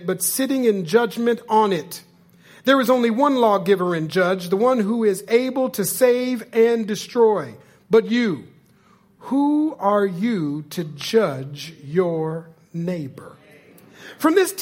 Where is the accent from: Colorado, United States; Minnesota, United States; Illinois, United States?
Minnesota, United States; I'm from Minnesota